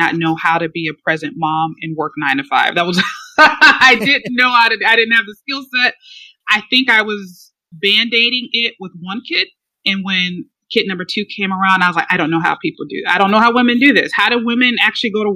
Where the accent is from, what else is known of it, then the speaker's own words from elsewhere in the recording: Chicago, Illinois, United States; moved away as an adult; now in Atlanta, United States; I am from the Chicago area, south suburbs of Chicago. I was born and raised there